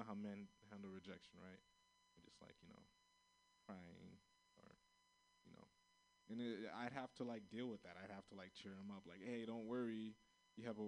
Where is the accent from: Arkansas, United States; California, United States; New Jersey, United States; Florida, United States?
Florida, United States; I'm from Florida